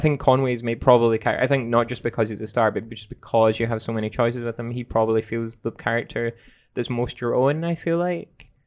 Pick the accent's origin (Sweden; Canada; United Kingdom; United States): United Kingdom; Scotland; growing up in Scotland